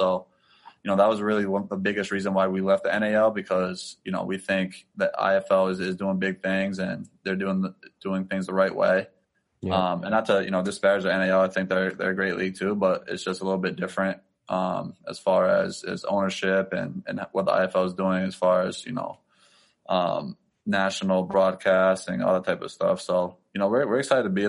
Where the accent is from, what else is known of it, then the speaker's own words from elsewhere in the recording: New England, United States; put my roots kind of down here in the New England area